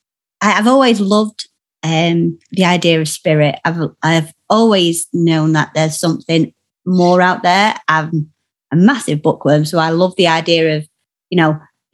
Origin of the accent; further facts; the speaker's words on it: Yorkshire and the Humber, United Kingdom; I'm a Yorkshire woman myself